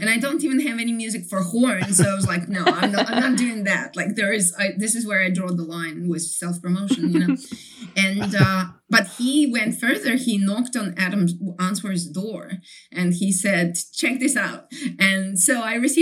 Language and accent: English; Kyiv, Ukraine; English is a second language; moved away as an adult; also born or lived in Ithaca, United States; now in Brisbane, Australia; I come from Kyiv. I lived my first 25 years of my life in Kyiv, which is the capital right. of Ukraine